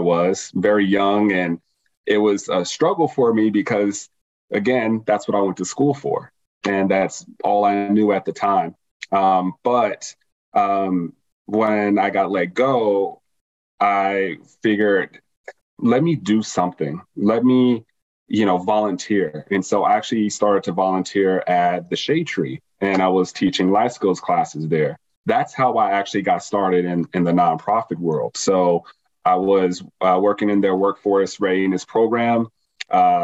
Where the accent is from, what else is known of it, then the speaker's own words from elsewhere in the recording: Las Vegas, Nevada, United States; born and raised in Las Vegas, pretty much moved around a lot around the city when I was younger.